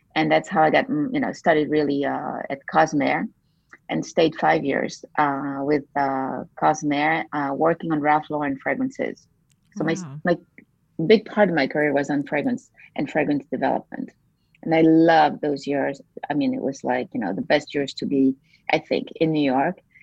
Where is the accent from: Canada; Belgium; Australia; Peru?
Belgium; moved away as an adult; also born or lived in United States / France; I grew up in a, in a small town, uh, well, mid, mid-sized town in, in Belgium